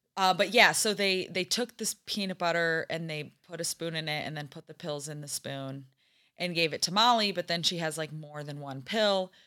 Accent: Holland, Michigan, United States; I'm from Holland, Michigan

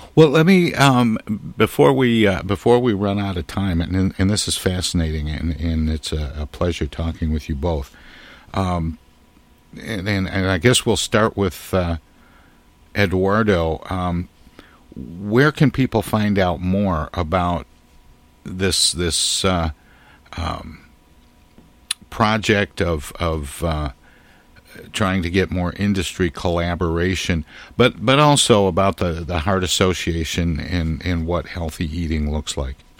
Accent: Midwest, United States; being a Midwesterner

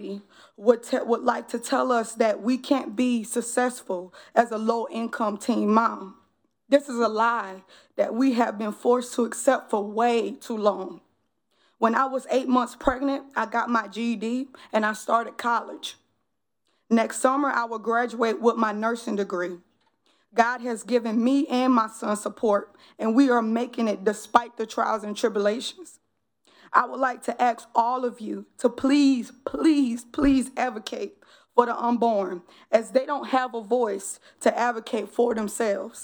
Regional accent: New Orleans, Louisiana, United States; now in Columbia, United States; born and raised in New Orleans, 7th Ward

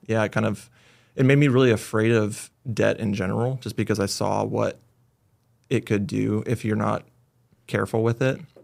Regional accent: Lakehead, California, United States; also born or lived in Bay Area, California; born in the Bay Area, moved up to Lakehead, actually, when we were, I was a baby

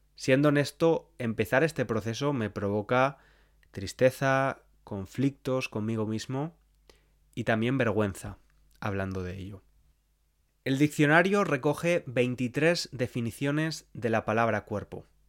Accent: Spain; las cosas típicas que les decimos a las criaturas cuando están creciendo, al menos en España

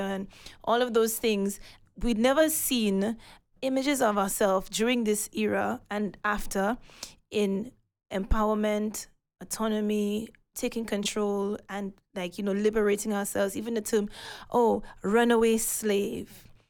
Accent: St. Lucia; now in London, United Kingdom; growing up in Senusha

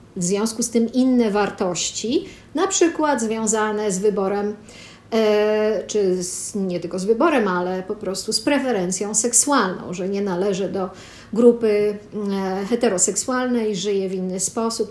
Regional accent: Poland; urodziłam się w Polsce

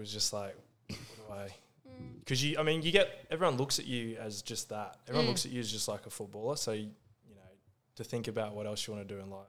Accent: Gold Coast, Queensland, Australia; Yep, so I'm currently 25. I'm from the Gold Coast.

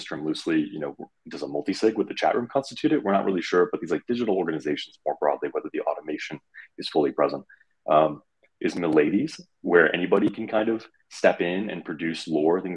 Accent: Detroit, Michigan, United States; I'm from the Detroit area, so it's in the blood

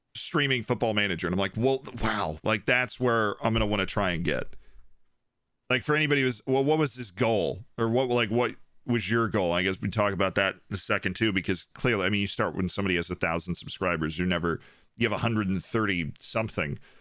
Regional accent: Florida, United States; I'm from Florida

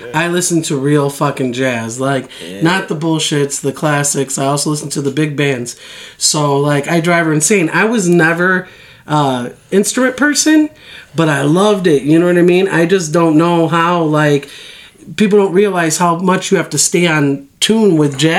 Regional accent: Chicago, Illinois, United States; now in Las Vegas, United States; I'm from Chicago

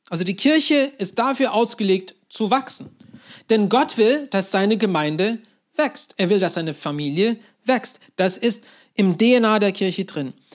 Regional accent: Turkey; Und dann haben sie kurz nach ihrer Heirat entschieden, ja, wir ziehen in die Türkei. Und so bin ich dort aufgewachsen

